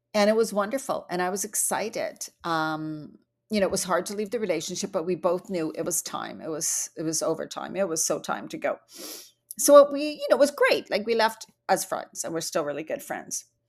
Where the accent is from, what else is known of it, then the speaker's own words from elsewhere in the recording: Vancouver Island, British Columbia, Canada; also born or lived in Bali; I come from Vancouver Island in Canada where the air is so fresh and clean